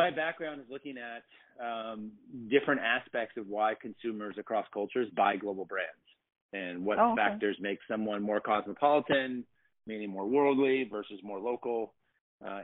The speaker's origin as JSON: {"language": "English", "town": "Portland", "region": "Oregon", "country": "United States", "tie": "born or raised there", "moved": "as an adult", "said": "I was born and raised in Portland, Oregon. I didn't move for 17 years."}